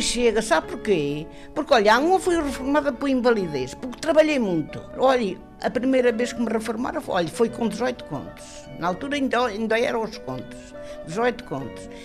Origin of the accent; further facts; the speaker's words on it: Resende, Norte, Portugal; moved away as an adult; now in Lisbon, Portugal; Nasci no Norte, na, na, na, freguesia de São Martinho de Mouros, Conselho de Rezende, Distrito de Viseu. E estive lá até aos, a eh, idade de 24 anos.